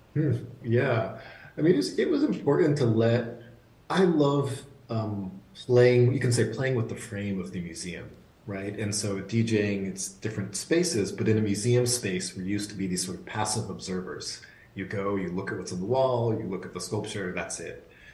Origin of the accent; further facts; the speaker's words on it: outside of Boston, Massachusetts, United States; a young kid growing up outside of Boston